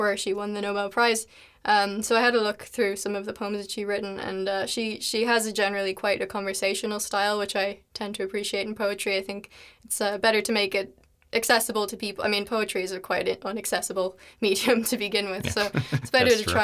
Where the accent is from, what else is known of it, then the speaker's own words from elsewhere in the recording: Ireland; first language English; moved away as an adult; now in Leuven, Belgium; I'm from Ireland, and I've come to Leuven to study